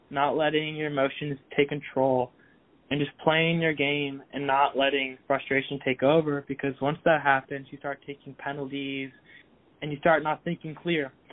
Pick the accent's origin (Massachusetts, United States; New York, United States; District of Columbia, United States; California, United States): Massachusetts, United States; I lived there for nine years. I moved around Massachusetts three different times.